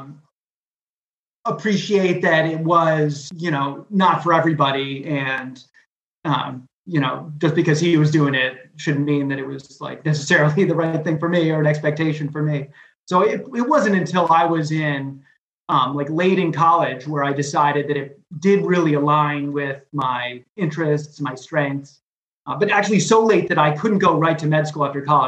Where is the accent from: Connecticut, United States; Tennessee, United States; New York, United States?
Connecticut, United States; moved away as an adult; now in Southern California, United States; I'm from Connecticut.